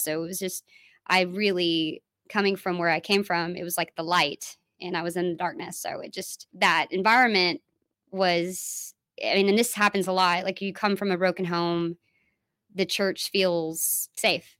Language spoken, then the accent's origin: English; Dallas, Texas, United States; I'm from Dallas